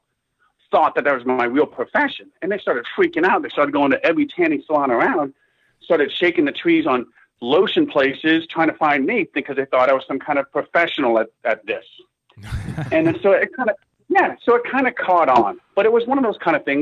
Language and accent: English; Miami, Florida, United States; Born and raised in Miami